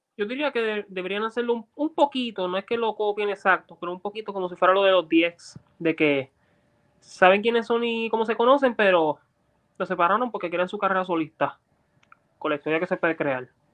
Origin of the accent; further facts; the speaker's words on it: Puerto Rico; nosotros los puertorriqueños